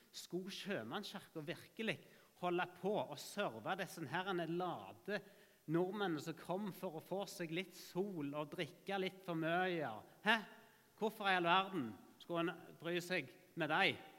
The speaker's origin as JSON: {"language": "Norwegian", "town": "Ålgård", "region": "Rogaland", "country": "Norway", "tie": "born or raised there", "also_born_or_lived": "Albir, Spain", "moved": "as an adult", "said": "Jeg er oppvokst her på Ålgård"}